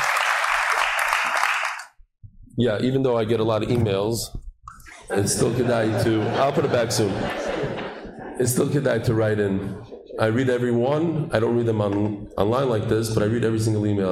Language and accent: English; New York, United States; also born or lived in Lakewood, New Jersey; now in Israel; I grew up in New York